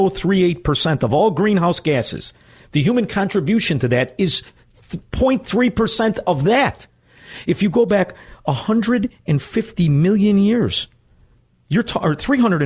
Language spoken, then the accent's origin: English; Chicago, Illinois, United States; also born or lived in Melrose Park, Illinois; I grew up in Chicago, Illinois